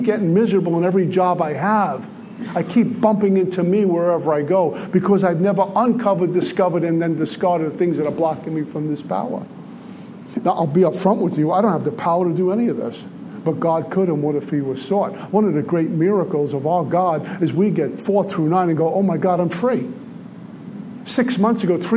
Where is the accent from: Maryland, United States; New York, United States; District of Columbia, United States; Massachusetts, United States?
New York, United States; New York City; I grew up in Red Hook, Brooklyn